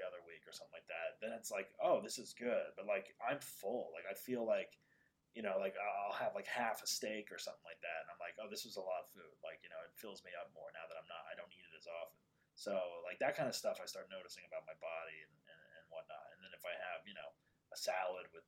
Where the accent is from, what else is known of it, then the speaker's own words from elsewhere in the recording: New Jersey, United States; now in Los Angeles, United States; I grew up in New Jersey